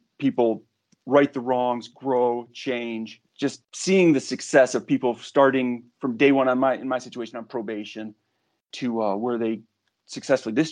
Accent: Kalamazoo, Michigan, United States; moved away as an adult; also born or lived in Texas; born and raised in Kalamazoo

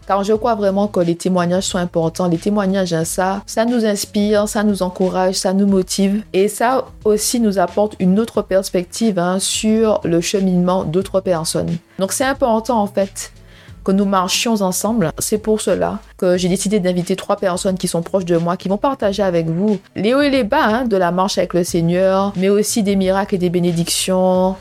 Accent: Martinique; moved away as an adult; also born or lived in Marseille; now in London, United Kingdom; je suis une Martiniquaise qui vit à Londres. J'insiste sur je suis une Martiniquaise

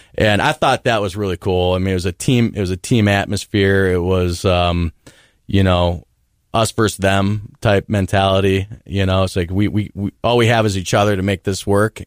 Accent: Parma Heights, Ohio, United States; I grew up in Parma Heights, Ohio, which is a suburb outside of Cleveland

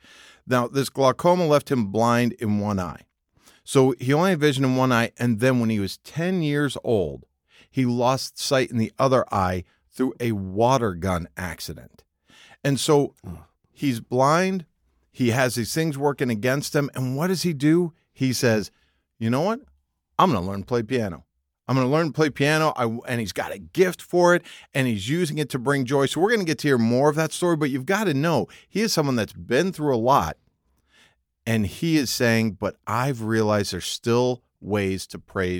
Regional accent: Northeast, United States; I will say, growing up in the Northeast, you know, they do actually grow cranberries up there.

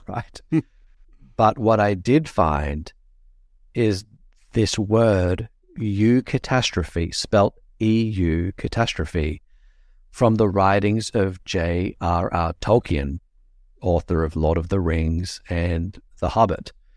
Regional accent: Australia; accent: Australian; my accent is Australian

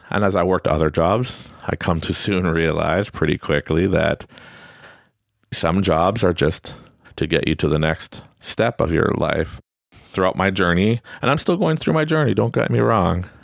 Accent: Quebec, Canada; Growing up in Quebec, I'm French Canadian. I speak French and English

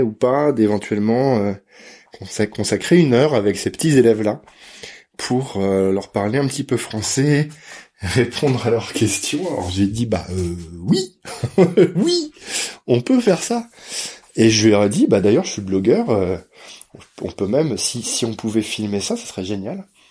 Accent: France; je suis français

